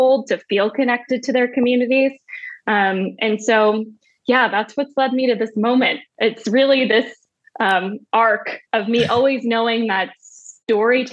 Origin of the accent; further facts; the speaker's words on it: New Jersey, United States; moved away as an adult; now in Washington, D.C., United States; So I grew up in New Jersey, in a farm town in New Jersey.